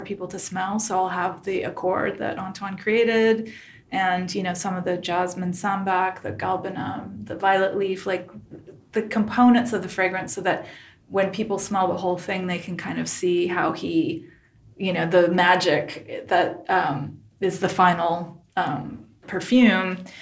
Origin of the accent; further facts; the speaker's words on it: Ho Chi Minh City, Vietnam; moved away; I was born in Saigon, Vietnam